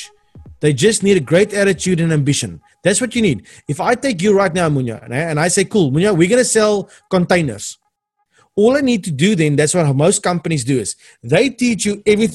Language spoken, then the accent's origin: English; Cape Town, Western Cape, South Africa; I'm from Cape Town.